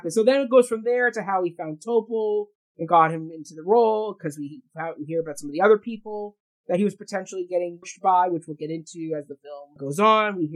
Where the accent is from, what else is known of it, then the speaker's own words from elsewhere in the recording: Canada; I'm Canadian, yes, but he's not Jewish.